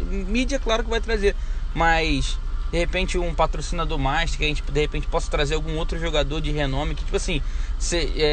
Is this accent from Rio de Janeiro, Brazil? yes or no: yes; Rio de Janeiro, Brazil